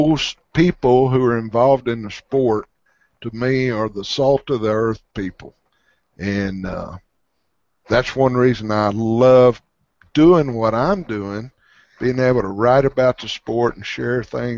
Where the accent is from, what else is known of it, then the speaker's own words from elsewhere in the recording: Arkansas, United States; some even here in my home state